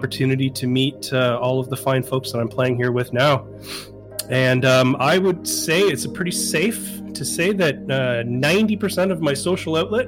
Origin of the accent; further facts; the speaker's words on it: Canada; moved away as an adult; now in Southern California, United States; I'm a Canadian transplant living in Southern California. I packed up my wife and moved down here a couple of years ago